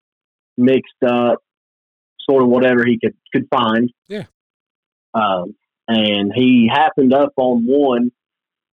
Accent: Scaly Mountain, North Carolina, United States; I am from Scaly Mountain, North Carolina.

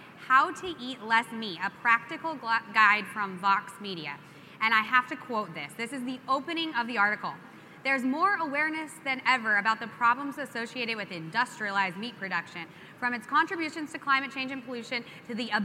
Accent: New Mexico, United States; I'm from New Mexico

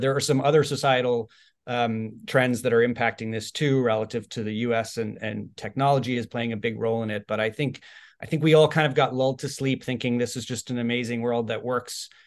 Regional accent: Bay Area, California, United States; also born or lived in Ireland; I was born in Ireland and I lived there till I was eight, and then I moved to the Bay Area when I was eight.

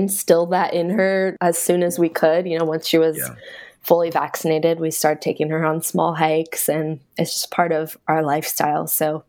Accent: Bay Area outside of San Francisco, California, United States; moved away as an adult; now in Vancouver, Washington, United States; So I grew up in the Bay Area outside of San Francisco.

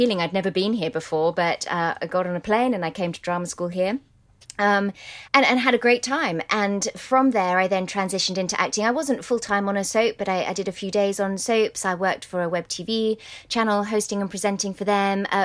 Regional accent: Windsor, South East England, United Kingdom; moved away; also born or lived in London; before we moved to Kensington Palace, I lived in Windsor

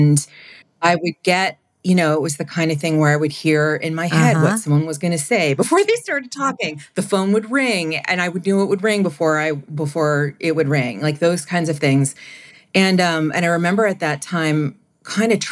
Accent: Maine, United States; I grew up in Maine

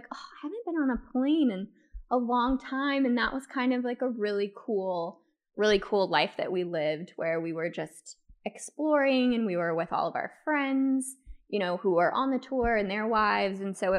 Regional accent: Thousand Oaks, California, United States; And so I grew up in Thousand Oaks.

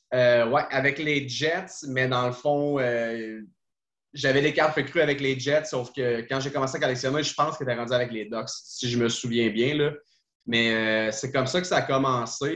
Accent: Trois-Rivières, Quebec, Canada; je suis de Trois-Rivières

